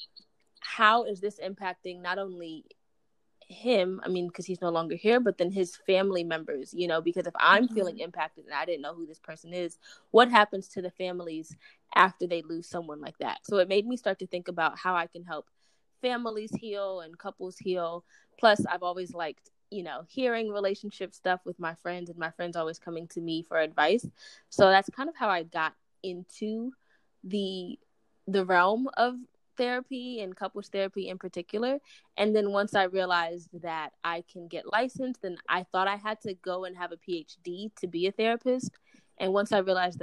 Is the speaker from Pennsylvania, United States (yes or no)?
no; New York City, New York, United States; I grew up in Brooklyn, New York with my mom and grandma.